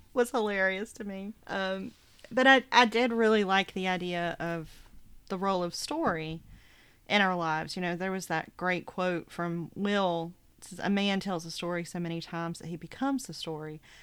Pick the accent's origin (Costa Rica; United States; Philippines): United States; the South; living in the South